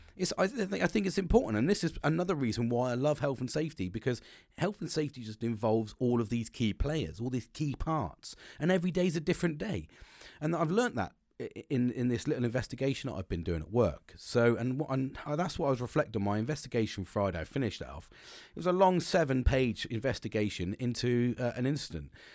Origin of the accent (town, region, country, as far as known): United Kingdom